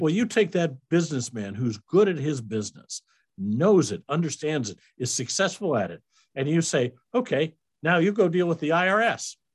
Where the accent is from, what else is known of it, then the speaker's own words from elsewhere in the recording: Iowa, United States; moved away as an adult; also born or lived in Kansas City; now in Hickory Creek, Texas, United States; I was born in Iowa. I was a raised as, as a Iowa Midwestern boy, uh, went to high school there.